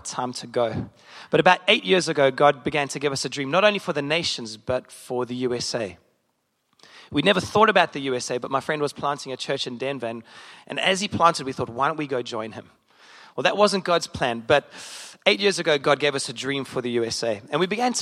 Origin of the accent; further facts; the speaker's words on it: South Africa; moved away as an adult; now in Chicago, United States; As a South African